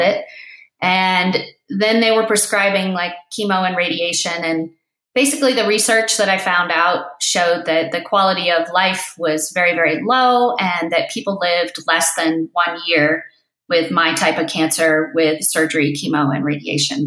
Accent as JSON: {"language": "English", "region": "East Coast", "country": "United States", "tie": "born or raised there", "also_born_or_lived": "Crested Butte, Colorado", "moved": "yes", "said": "I was born on the East Coast"}